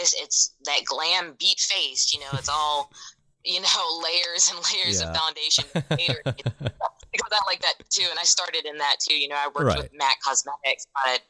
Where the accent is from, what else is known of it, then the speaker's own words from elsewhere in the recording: Virginia, United States; moved away as an adult; now in Birmingham, United States; growing up in Virginia, I was very fortunate to be in the city.